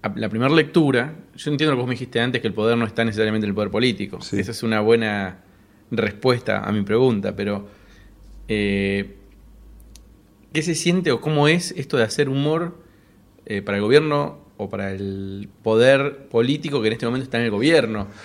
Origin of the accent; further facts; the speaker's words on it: Cipolletti, Río Negro, Argentina; Chipoleti, que es la ciudad de donde soy yo